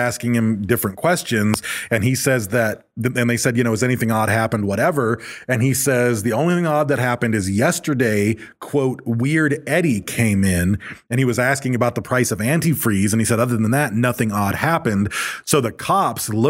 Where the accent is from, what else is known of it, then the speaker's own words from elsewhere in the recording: Michigan, United States; I grew up in Michigan